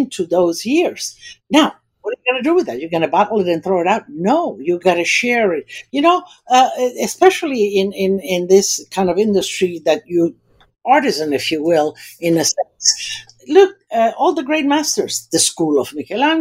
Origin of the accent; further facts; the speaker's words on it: United States; also born or lived in Istria, Croatia (then Italy); Born in Italy, there's nothing better than that. And then kind of growing up in America